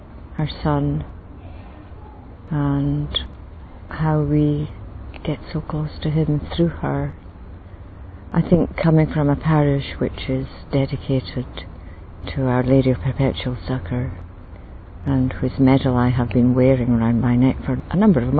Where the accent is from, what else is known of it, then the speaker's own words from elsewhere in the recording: Scotland, United Kingdom; I come from Scotland